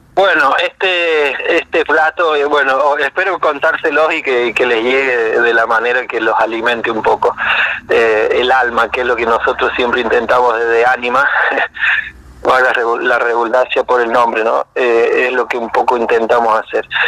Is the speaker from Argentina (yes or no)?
yes; Jáchal, San Juan, Argentina; moved away as an adult; also born or lived in Mendoza / Barcelona; now in Bariloche, Argentina; yo soy de San Juan, de, de un pueblito a dos horas al norte, de un pueblo que se llama Hachal